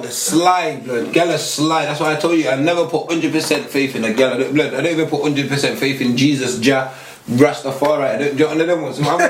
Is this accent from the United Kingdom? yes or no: yes; Nottingham, East Midlands, United Kingdom; And what we're from Nottingham, yeah. I'm not even over from Nottingham, from inner city Nottingham.